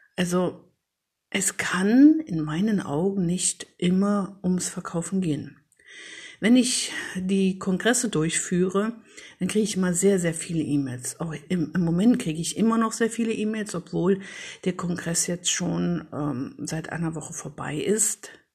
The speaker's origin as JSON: {"language": "German", "town": "Paderborn", "region": "North Rhine-Westphalia", "country": "Germany", "tie": "born or raised there", "said": "in meiner Heimatstadt, also in Paderborn, wo ich jetzt lebe"}